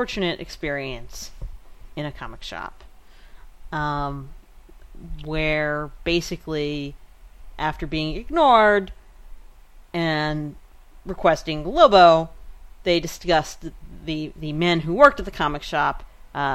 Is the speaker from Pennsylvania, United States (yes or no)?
yes; Pennsylvania, United States; now in New York, United States; partly in my hometown of Pennsylvania